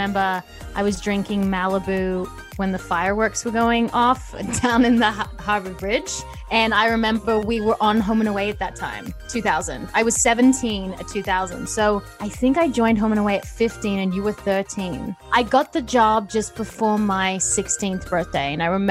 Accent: Johannesburg, Gauteng, South Africa; born there; accent: South African/Australian/American; my parents are from South Africa. I was born in Johannesburg. I don't know if anyone really knows that. So it's like, I've got a little bit of a South African accent, Australian.

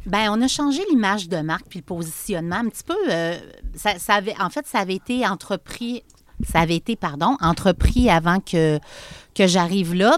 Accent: Charny, Quebec, Canada; also born or lived in Montreal; je suis une fille de Charny, born and raised. Je suis née à Charny

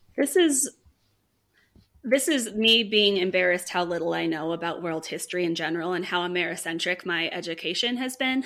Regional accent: California, United States; I am from California

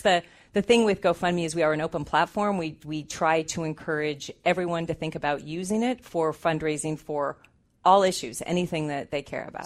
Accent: Southern California, United States; moved away as an adult; now in Bay Area, United States; I'm actually from Southern California

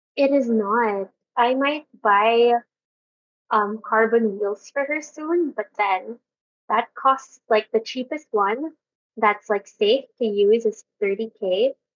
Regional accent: Makati, Metro Manila, Philippines; I'm from Makati

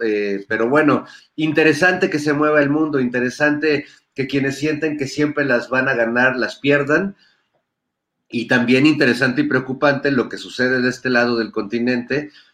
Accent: Mexico; nosotros como como pueblo mexicano

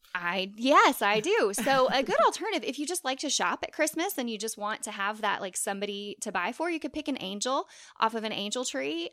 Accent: Long Beach, Mississippi, United States; my hometown of Long Beach, Mississippi

